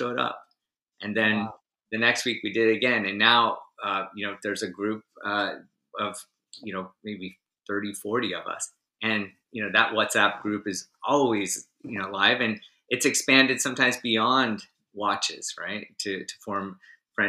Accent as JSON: {"language": "English", "country": "United States", "said": "as an American who doesn't speak French"}